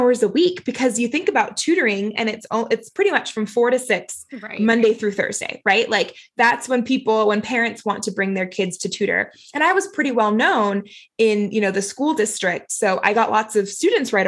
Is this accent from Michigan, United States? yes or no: no; Florida, United States; now in Utah, United States; I'm not from Utah originally. I'm originally from Florida, so closer to Louisiana, actually